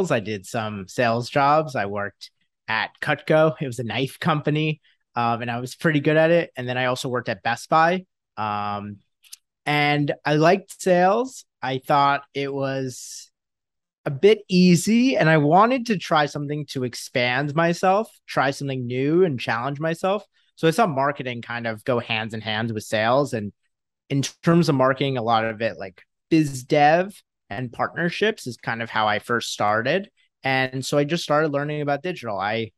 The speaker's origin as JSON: {"language": "English", "area": "Westchester", "region": "New York", "country": "United States", "tie": "born or raised there", "said": "I grew up in Westchester, New York. So right outside of New York City"}